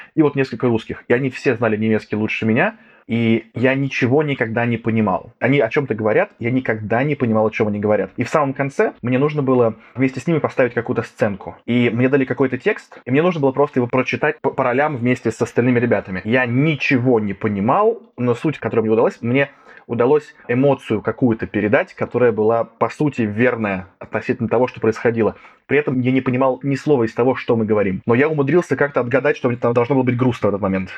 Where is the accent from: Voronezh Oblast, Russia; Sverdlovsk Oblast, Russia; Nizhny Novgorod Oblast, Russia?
Voronezh Oblast, Russia; Voronezh; moved away; я сегодня записываюсь из Воронежа, потому что я родом из Воронежа